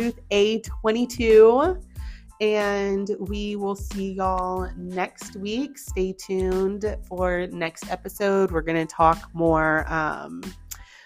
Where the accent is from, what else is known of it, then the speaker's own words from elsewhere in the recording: Katy, Texas, United States; I'm local. Mm-hmm. So I went KDISD, Katy Schools.